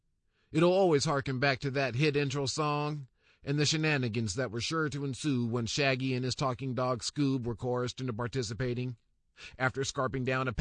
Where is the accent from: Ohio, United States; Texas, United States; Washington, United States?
Washington, United States; Seattle; chronicling my experiences, my POV, my point of view growing up in Seattle, Washington, by means of music and the media.